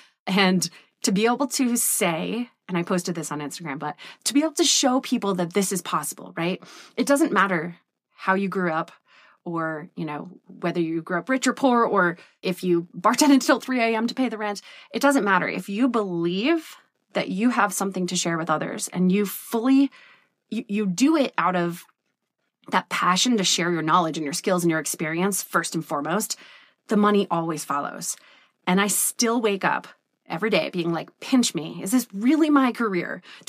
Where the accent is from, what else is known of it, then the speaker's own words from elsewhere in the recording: Vermont, United States; I grew up poor. I grew up in Vermont in the woods on 70 acres where we ran around and my mom worked a million jobs and single mom.